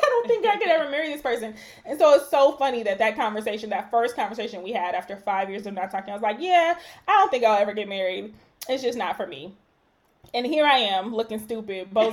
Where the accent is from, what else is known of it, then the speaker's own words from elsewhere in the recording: Nigeria; I'm Nigerian